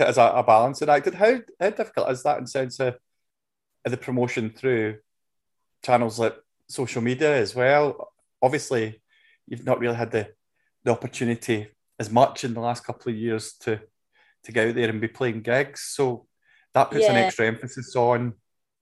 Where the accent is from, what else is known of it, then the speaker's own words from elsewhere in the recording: Scotland, United Kingdom; ingrained in us as Scottish people as well, where we can be a wee bit kind of down on ourselves